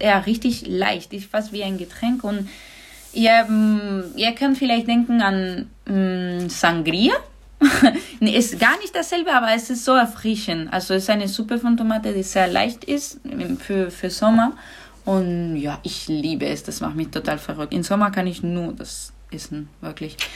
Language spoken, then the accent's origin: German; Granada, Andalusia, Spain; German is a second language; moved away; ich komme aus Andalusien, das ist der Süden